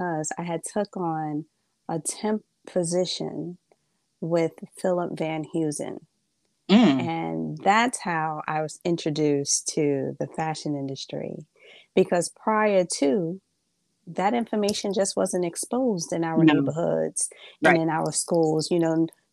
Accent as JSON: {"language": "English", "town": "New York City", "region": "New York", "country": "United States", "tie": "born or raised there", "also_born_or_lived": "Bronx", "said": "I am Brooklyn, born and raised. I am a Brooklyn girl"}